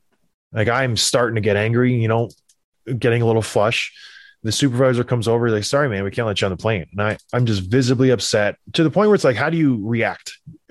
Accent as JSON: {"language": "English", "country": "Canada", "said": "Everything here says I'm from Canada."}